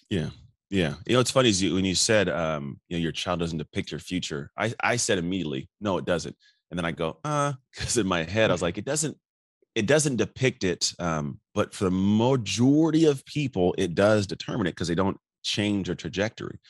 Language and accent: English; Antioch, California, United States; also born or lived in Martinez, California; I grew up in Antioch. Born in Martinez from six years old up, I grew up in Antioch